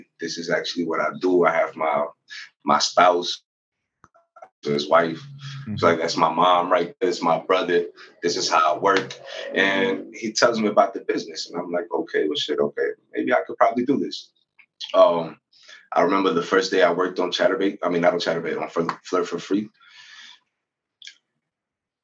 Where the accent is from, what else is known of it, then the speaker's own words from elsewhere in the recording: United States; moved away as an adult; also born or lived in Venezuela; I grew up in the United States